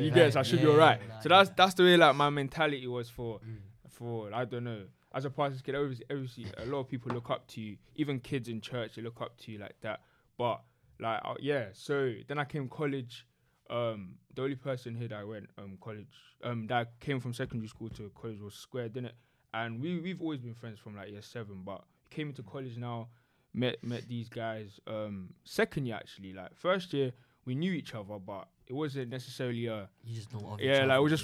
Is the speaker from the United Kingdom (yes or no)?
yes; London, United Kingdom; also born or lived in Ghana; I came to London when I was, year one? Lived in the same house since 2005